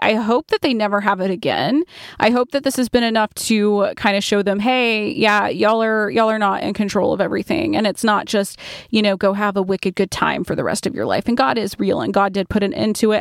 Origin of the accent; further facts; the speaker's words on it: Point Clear, Alabama, United States; I grew up in Point Clear, Alabama, and it is a very artistic little town